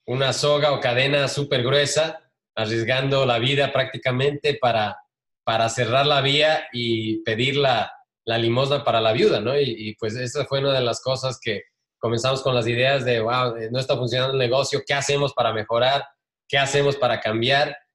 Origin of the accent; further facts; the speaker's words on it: Ecuador; también me acuerdo claramente que cuando crecimos en Ecuador hay una tradición del año viejo